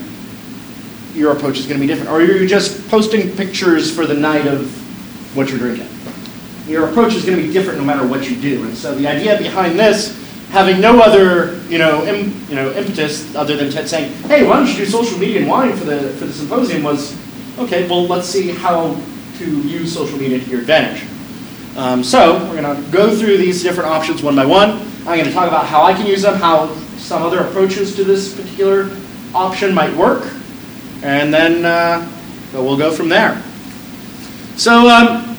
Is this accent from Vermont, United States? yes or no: no; Peoria, Arizona, United States; when I was a angsty teenager growing up in Peoria